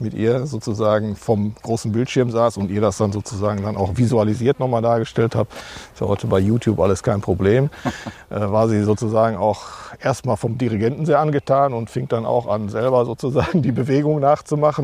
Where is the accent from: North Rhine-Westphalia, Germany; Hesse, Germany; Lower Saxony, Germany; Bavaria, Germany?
North Rhine-Westphalia, Germany; Marl; now in Castrop-Rauxel, Germany; komme auch gebürtig aus Mahl.